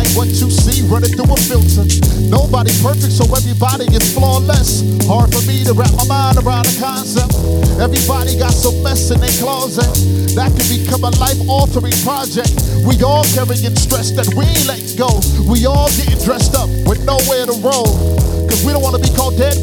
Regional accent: Long Beach, California, United States; moved away as an adult; now in Michigan, United States; I am originally from California, Long Beach, California, born and raised

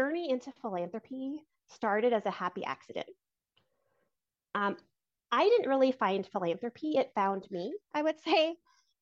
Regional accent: Albuquerque, New Mexico, United States; moved away as an adult; also born or lived in Arizona / Texas / New Jersey; I grew up in the South Valley area in Albuquerque in a two-parent household with two older siblings

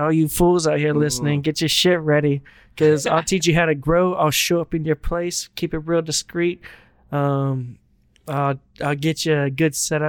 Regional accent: the South, United States; I grew up cooking in the South.

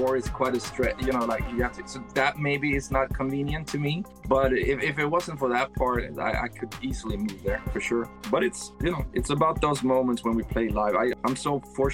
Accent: Sweden; growing up in Sweden

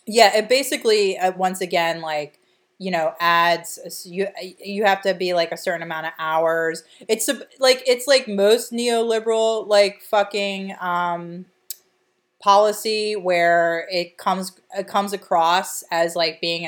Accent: Delaware County, Pennsylvania, United States; we're from a working class, like lower middle class, petite bourgeoisie background from Delaware County

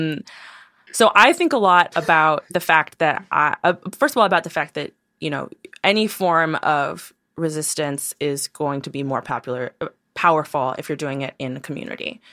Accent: New York City, New York, United States; I'm from Brooklyn, New York

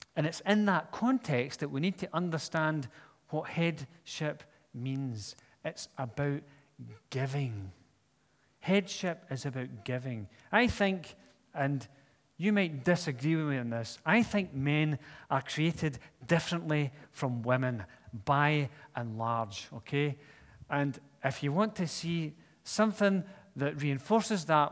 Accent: Scotland, United Kingdom; I'm Scottish

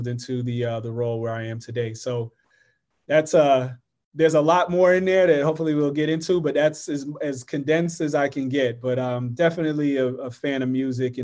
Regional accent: Florida, United States; moved away as an adult; also born or lived in New York City; I grew up in Florida.

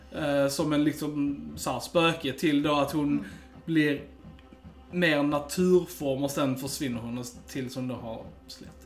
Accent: Sweden; vi är svenskar

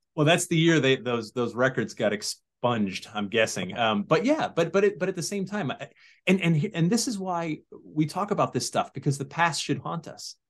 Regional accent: Sandy Hook, Connecticut, United States; also born or lived in Massachusetts; I was born in Massachusetts, but I grew up in Sandy Hook, Connecticut

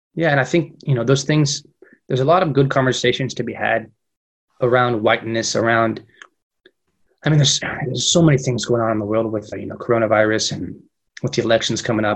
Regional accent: Fresno, California, United States; moved away as an adult; now in Madrid, Spain; When I was a kid growing up in Fresno, Fresno's a very multicultural community.

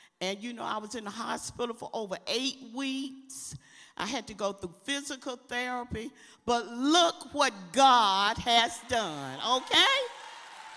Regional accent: LaGrange, Georgia, United States; moved away as an adult; we came from LaGrange, Georgia, a small place

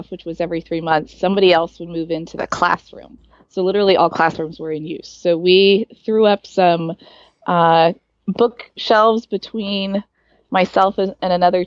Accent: Silicon Valley, California, United States; also born or lived in Arizona / Del Mar, California; I grew up in the Silicon Valley

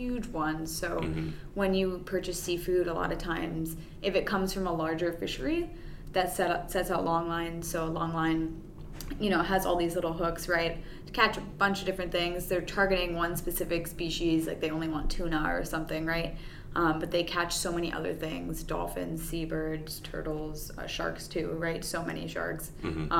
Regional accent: Miami, Florida, United States; moved away; I'm from Miami originally

